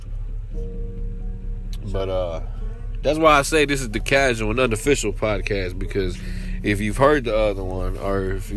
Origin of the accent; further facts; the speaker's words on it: Waco, Texas, United States; I'm from Waco, Texas.